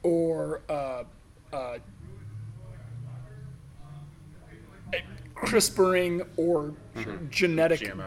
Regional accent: United States; we as American brewers

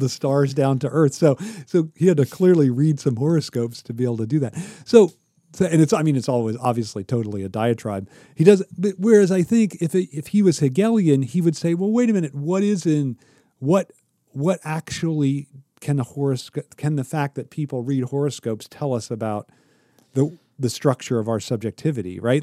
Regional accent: Ohio, United States; moved away; I'm from Ohio, but I'm not rooted there.

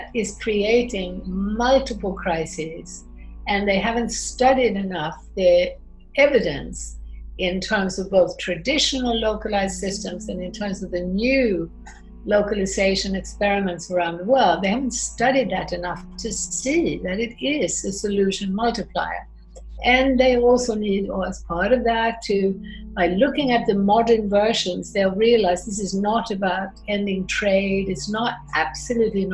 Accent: Sweden; moved away; also born or lived in United States / France / Austria; I grew up in Sweden, but I also lived in America. I lived in France, I lived in Austria, and studied in Italy and Spain and Mexico.

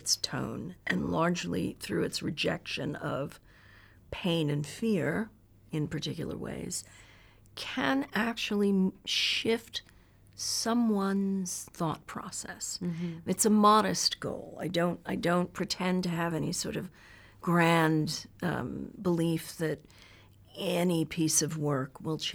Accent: New York, United States; I was from New York

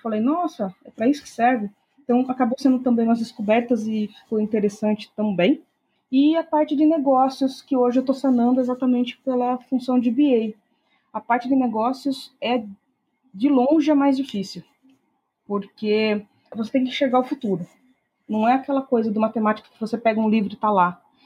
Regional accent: Piracicaba, São Paulo, Brazil; moved away as an adult; now in Americana, Brazil; Eu sou do interior de São Paulo, nasci na cidade de Piracicaba, mas há algum tempo já que eu moro em Americana

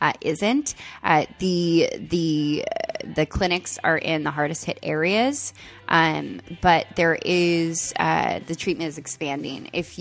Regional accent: California, United States; It's like being a Californian is tits.

